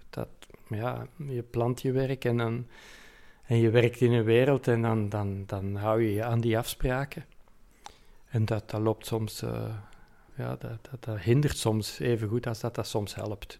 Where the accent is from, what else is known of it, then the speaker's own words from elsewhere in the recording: Antwerp, Flanders, Belgium; hier in, in, in Mortsel en Kontig en Deurne en Borgerhout. Dus de randgebied is van Antwerpen